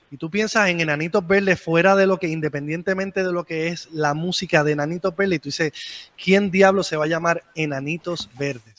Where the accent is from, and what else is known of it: San Juan, Puerto Rico